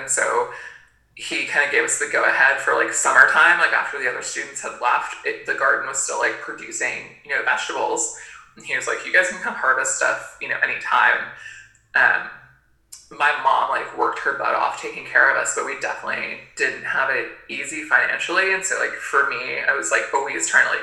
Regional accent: Gainesville, Florida, United States; also born or lived in Maine; now in Tennessee, United States; I actually mostly grew up in Florida, in Gainesville, Florida

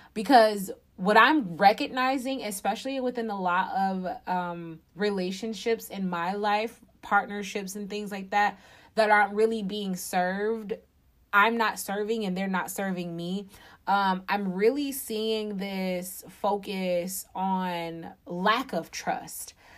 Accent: Detroit, Michigan, United States; I am from Detroit, Michigan. I actually live outside of the city.

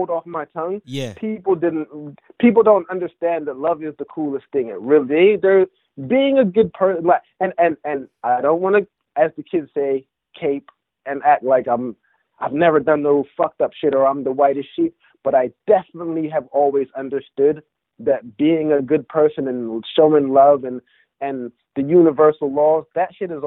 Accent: England, United Kingdom; moved away; I grew up in England, listening to, you know, my family being Jamaican

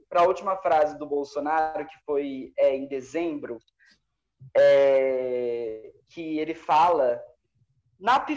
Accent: Brazil; Eu sou brasileira. Eu sou brasileiro.

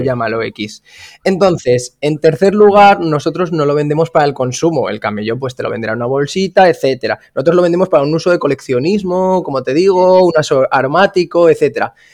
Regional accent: Zaragoza, Aragon, Spain; now in Salou, Spain; yo soy un chaval de Zaragoza que se mudó a Salou

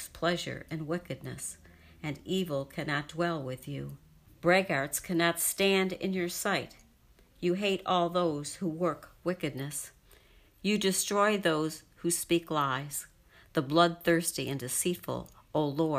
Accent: Rochester, New York, United States; I grew up in Rochester, New York.

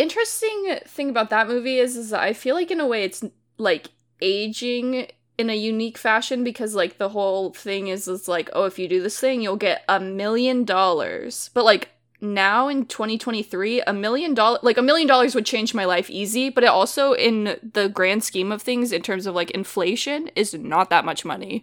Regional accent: the Bay Area, California, United States; where I grew up in the Bay

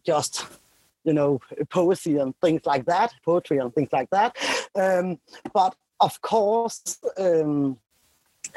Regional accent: Denmark; I'm from Denmark

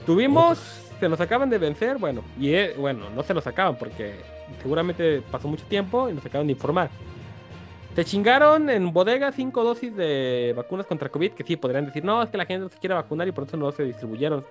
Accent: Mexico; Como mexicanos nosotros

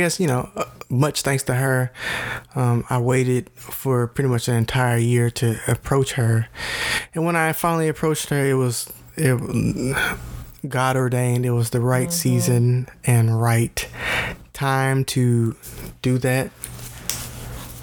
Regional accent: Memphis, Tennessee, United States; we're from Memphis, Tennessee

